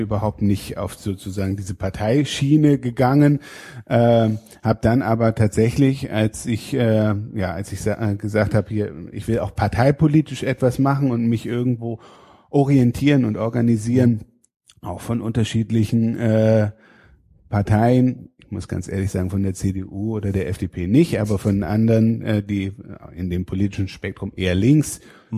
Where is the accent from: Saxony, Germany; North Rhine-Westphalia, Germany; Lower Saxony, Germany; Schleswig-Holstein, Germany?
Schleswig-Holstein, Germany; Fehmarn; moved away; also born or lived in Rhineland-Palatinate; Ich komme aus Schleswig-Holstein, aus äh, von der Insel Fehmarn